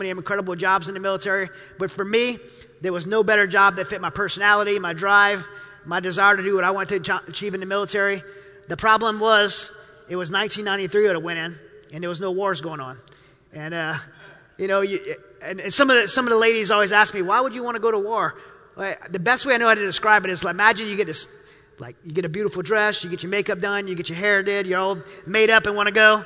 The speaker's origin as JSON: {"language": "English", "region": "Louisiana", "country": "United States", "tie": "born or raised there"}